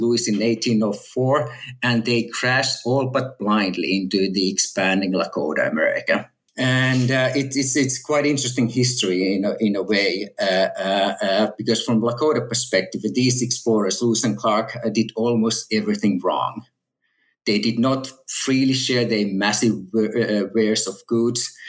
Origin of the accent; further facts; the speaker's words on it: Finland; moved away as an adult; also born or lived in Texas, United States / California, United States; now in Oxford, United Kingdom; native Finn and I grew up in Finland